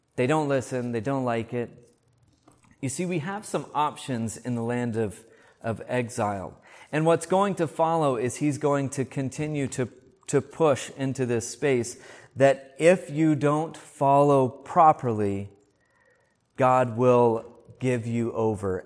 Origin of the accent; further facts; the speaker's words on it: United States; moved away; I grew up in the States